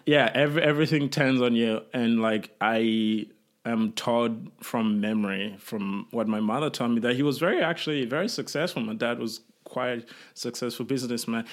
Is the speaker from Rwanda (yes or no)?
yes; Rwanda; moved away; I was born in Rwanda and my family fled